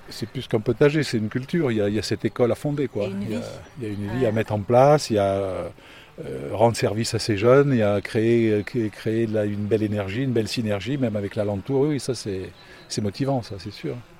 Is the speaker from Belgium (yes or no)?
no; Lyon, Auvergne-Rhône-Alpes, France; moved away as an adult; also born or lived in Loire / Île-de-France; now in Villeherviers, France; je suis citadin au départ. Hein. Je suis né en ville, à Lyon